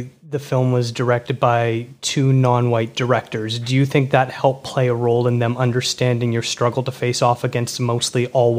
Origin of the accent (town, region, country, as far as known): Toronto, Ontario, Canada; born or raised there